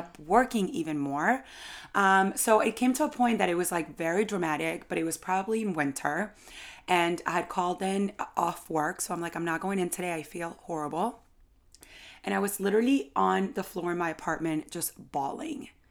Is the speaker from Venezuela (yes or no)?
yes; Venezuela; moved away as an adult; now in New York, United States; so I've lived in New York for about eight years, but I was born in Venezuela